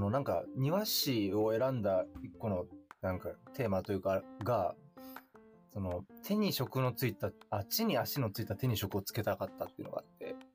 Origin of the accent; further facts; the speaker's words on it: Tokyo, Japan; 津で生まれて仙けに引っ越して谷中で遊んでたってい